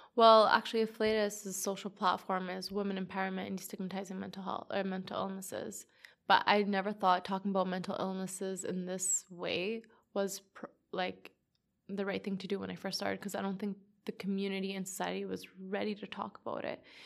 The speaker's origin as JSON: {"language": "English", "town": "Edmonton", "region": "Alberta", "country": "Canada", "said": "I'm just from Edmonton, Northside."}